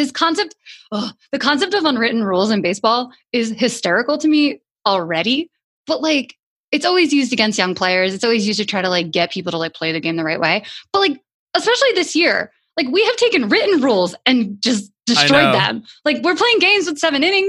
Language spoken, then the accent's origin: English; New York, United States; I grew up in New York